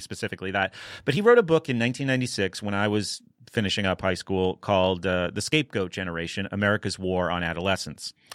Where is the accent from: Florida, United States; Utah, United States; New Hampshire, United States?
New Hampshire, United States; I grew up in New Hampshire